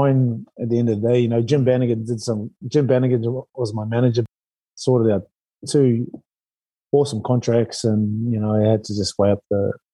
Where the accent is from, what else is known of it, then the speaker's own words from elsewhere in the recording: New Zealand; moved away; as a Kiwi